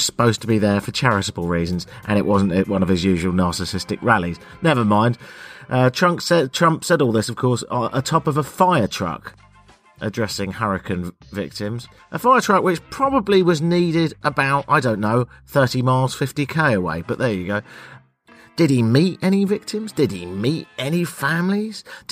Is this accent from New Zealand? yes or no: no; United Kingdom; I'm British, Canadian